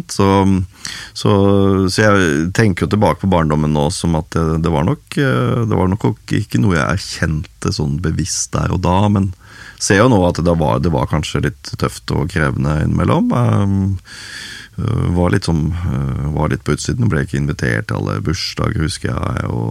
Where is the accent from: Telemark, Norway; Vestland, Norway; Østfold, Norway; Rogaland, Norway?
Rogaland, Norway; Haugesund; born there; also born or lived in Sola / Overhalla / Skogn / Hedmarken; så jeg er født i Haugesund, eh, men bodde litt eh, der. Bodde litt på Sola. Eh, bodde noe som heter Overhalla oppe i Trøndelag. Bodde i Skogn.